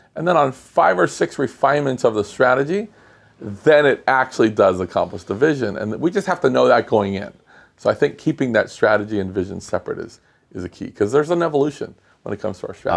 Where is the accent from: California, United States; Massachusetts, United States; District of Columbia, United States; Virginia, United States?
California, United States; Los Angeles; I'm from Los Angeles, it's so spread out